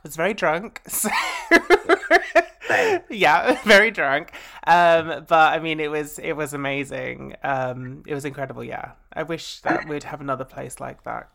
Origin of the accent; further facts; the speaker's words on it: Essex, East of England, United Kingdom; I grew up in Essex.